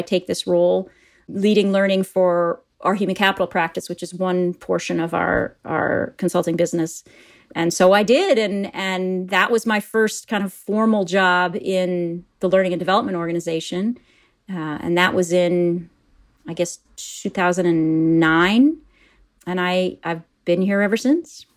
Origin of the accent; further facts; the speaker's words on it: Appleton, Wisconsin, United States; moved away as an adult; also born or lived in New York; I'm a Midwesterner. I grew up in a little town called Appleton, Wisconsin.